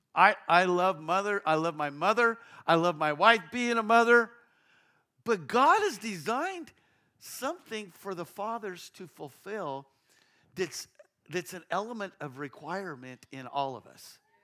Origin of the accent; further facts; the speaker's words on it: Castle Rock, Colorado, United States; I grew up, I was born in Castle Rock, Colorado, uh, just south of Denver